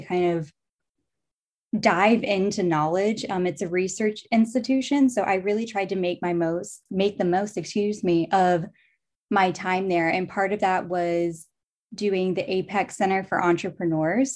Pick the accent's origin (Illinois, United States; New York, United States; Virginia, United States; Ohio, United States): Virginia, United States; Charlottesville; I grew up in Charlottesville, Virginia, lived in Virginia my entire life.